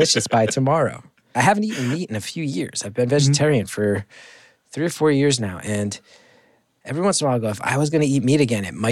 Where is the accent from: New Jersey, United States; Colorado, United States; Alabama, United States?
New Jersey, United States; He and I both have these vivid memories growing up in Jersey